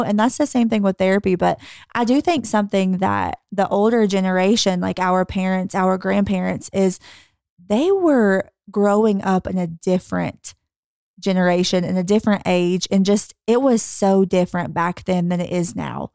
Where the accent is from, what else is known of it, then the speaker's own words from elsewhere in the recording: the Bible Belt, United States; growing up in the Bible Belt